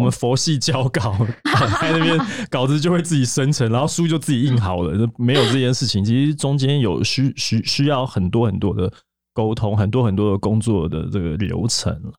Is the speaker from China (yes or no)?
no; Taiwan; 我们是台湾人，我们听不懂，我们不是韩语母语